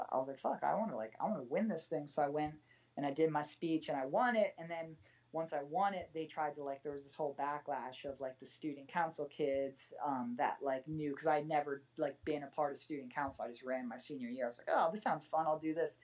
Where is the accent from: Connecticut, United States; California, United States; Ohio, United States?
Connecticut, United States; moved away as an adult; now in Los Angeles, United States; I grew up in like the most like northeastern preppy white fenced country club Connecticut town you can imagine